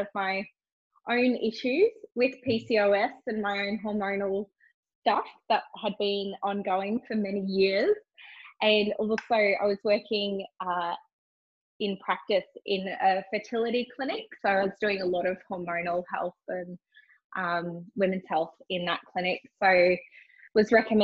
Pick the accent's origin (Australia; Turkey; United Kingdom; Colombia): Australia; Cairns, Queensland; now in Gold Coast, Australia; I'm originally from Cairns. I live on the Gold Coast now.